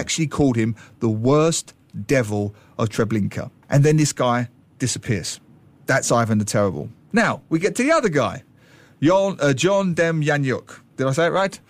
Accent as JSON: {"language": "English", "region": "London", "country": "United Kingdom", "tie": "born or raised there", "said": "London, my hometown"}